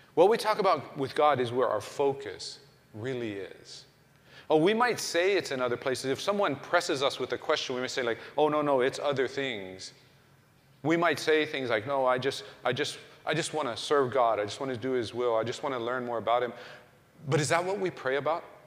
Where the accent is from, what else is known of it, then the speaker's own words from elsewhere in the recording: Oklahoma, United States; I was growing up in Oklahoma